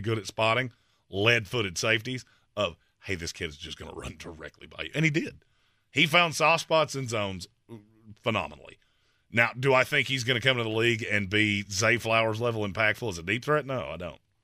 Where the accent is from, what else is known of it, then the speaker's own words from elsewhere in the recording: North Carolina, United States; I'm from North Carolina